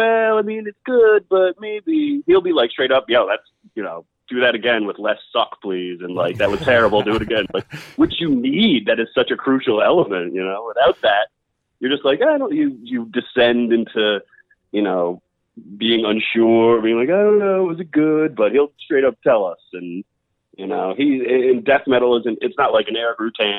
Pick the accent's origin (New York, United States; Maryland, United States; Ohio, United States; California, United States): New York, United States; I'm from New York.